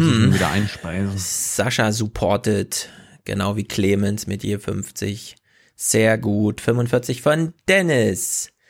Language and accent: German; Mecklenburg Lake District, Mecklenburg-Vorpommern, Germany; von der Mecklenburgischen Seenplatte, wo es Wölfe gibt. Jawohl, meine Heimat, meine Heimat ist